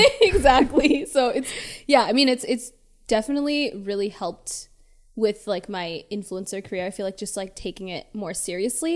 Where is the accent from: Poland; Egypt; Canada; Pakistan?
Canada; Toronto, Ontario; moved away as an adult; now in Los Angeles, United States; born and raised in Toronto. I moved here, like, four years ago